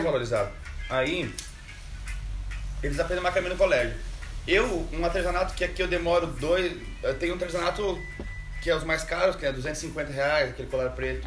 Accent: Caxias do Sul, Rio Grande do Sul, Brazil; moved away as an adult; E eu sou de Caxias do Sul, natural de lá e vim de lá com saí de lá com 21 anos para fazer artesanato e viajar

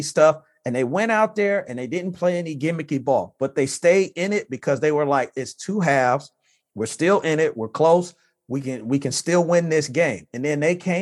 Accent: Flint, Michigan, United States; I'm from Flint

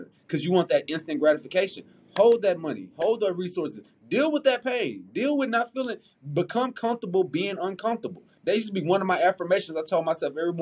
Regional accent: Houston, Texas, United States; also born or lived in Missouri City, Texas; I'm a South Side baby. I'm from Mo City in South Park. My daddy lives in South Park. My mom was in Mo City.

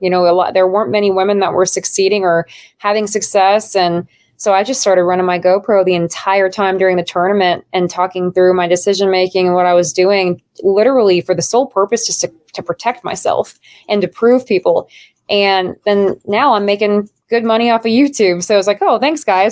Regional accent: Nebraska, United States; moved away; I'm from Nebraska originally

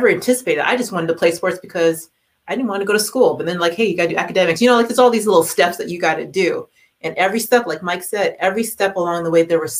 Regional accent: Toronto, Ontario, Canada; growing up in Toronto

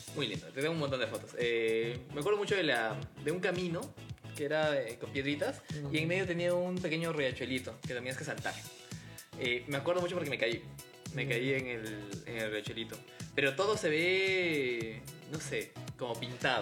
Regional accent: Cusco, Peru; now in Lima, Peru; Yo sí nací en Cusco.

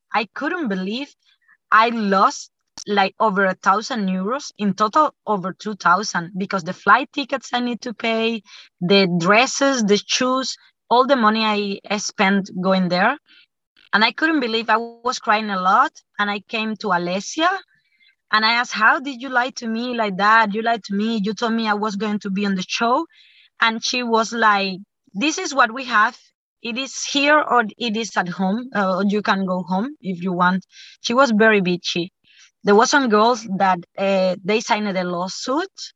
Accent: Cuba; I am from Cuba.

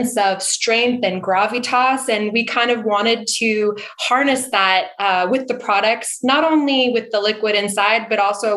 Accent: St. Helena, California, United States; I grew up in St. Helena, which is in the Napa Valley, and I grew up in a winemaking family

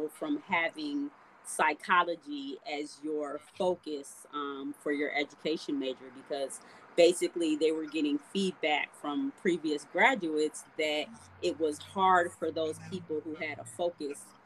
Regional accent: Detroit, Michigan, United States; also born or lived in Berrien Springs, Michigan; I am from Detroit. I was born in Berrien Springs on the west side of the state, though. But I went to high school and middle school in Detroit

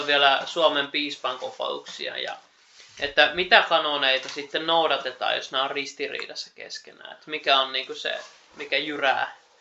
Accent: Keuruu, Central Finland, Finland; oma kotipaikkakuntani, eli Keurulla

